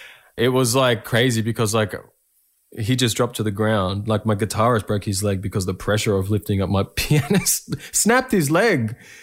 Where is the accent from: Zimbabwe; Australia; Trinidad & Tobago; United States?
Australia; Echuca, Victoria; Throughout my career, you know, my hometown and the communities surrounding my hometown and in regional Victoria have been huge supports, you know, in my journey.